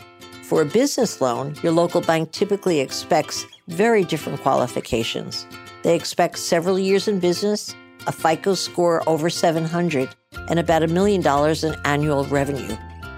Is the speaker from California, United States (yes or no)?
no; New Jersey, United States; accent: New Jersey; I've been trying to lose my New Jersey accent my whole life, and I haven't succeeded.